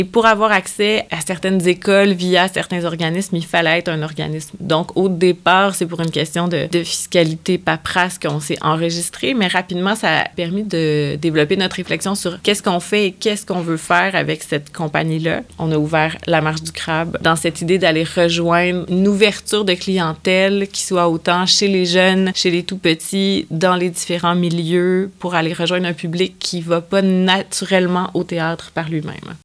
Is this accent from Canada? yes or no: yes; Quebec, Canada; chez nous au Québec